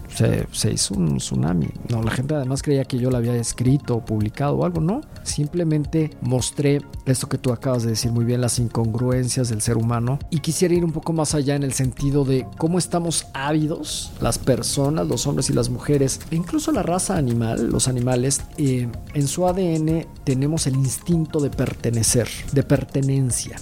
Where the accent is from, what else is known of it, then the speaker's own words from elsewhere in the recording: Mexico; las personas que somos mexicanos y latinoamericanos